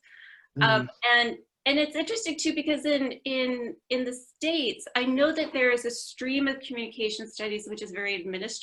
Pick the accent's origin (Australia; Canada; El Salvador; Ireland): Canada; Vancouver, British Columbia; moved away as an adult; also born or lived in Toronto / Ottawa; now in United Kingdom; I'm Canadian. I grew up in Vancouver